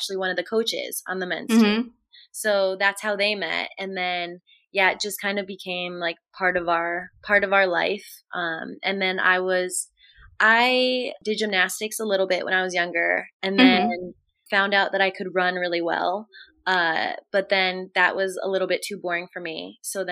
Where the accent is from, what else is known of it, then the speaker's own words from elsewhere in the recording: Coventry, Connecticut, United States; also born or lived in Chattanooga, Tennessee; I grew up in Connecticut